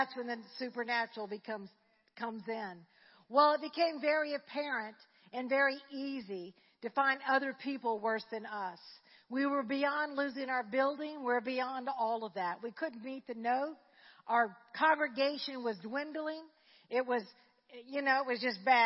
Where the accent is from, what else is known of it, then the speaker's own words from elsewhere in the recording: Slidell, Louisiana, United States; I grew up in Slidell.